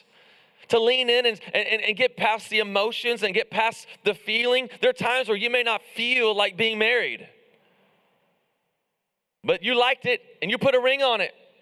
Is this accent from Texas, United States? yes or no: yes; the South, Texas, United States; we're from the South, we're in Texas